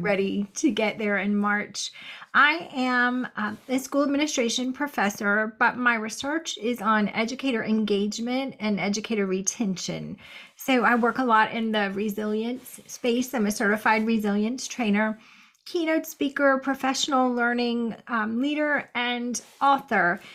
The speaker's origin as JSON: {"language": "English", "region": "North Carolina", "country": "United States", "tie": "born or raised there", "said": "this is my home state."}